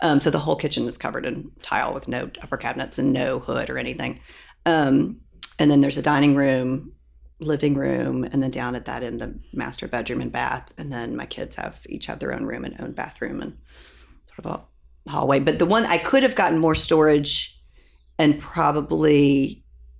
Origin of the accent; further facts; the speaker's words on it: Louisville, Kentucky, United States; I'm from Louisville.